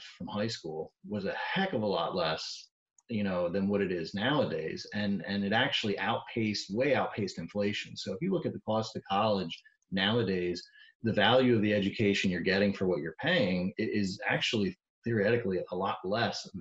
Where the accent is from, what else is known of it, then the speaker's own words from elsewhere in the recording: Birdsboro, Pennsylvania, United States; also born or lived in Pottstown, Pennsylvania; I grew up in Berks County in a little town called Birdsboro